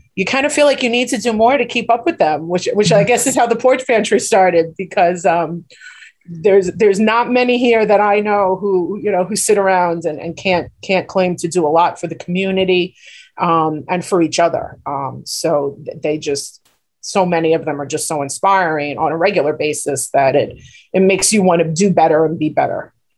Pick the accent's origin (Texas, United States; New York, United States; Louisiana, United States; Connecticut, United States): New York, United States; New York City; now in Glen Cove, United States; I grew up in Bayside, so Bayside's the North Shore too. So right. even though we're Queens